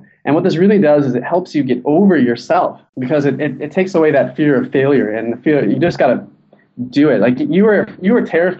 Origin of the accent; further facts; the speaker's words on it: San Diego, California, United States; Like, I'm from San Diego, so I just went to live in Mexico for 2 months